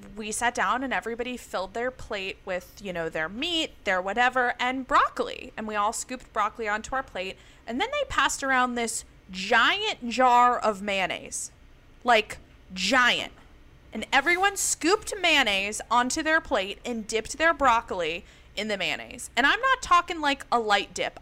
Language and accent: English; the South, United States; I grew up in the South